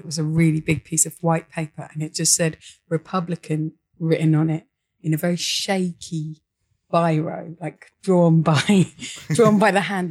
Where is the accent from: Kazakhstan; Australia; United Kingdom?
United Kingdom; I'm from Britain